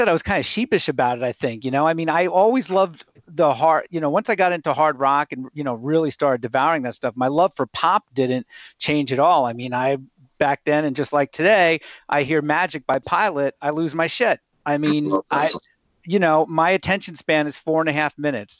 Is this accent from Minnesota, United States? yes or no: no; Riverhead, New York, United States; I was growing up on Long Island, New York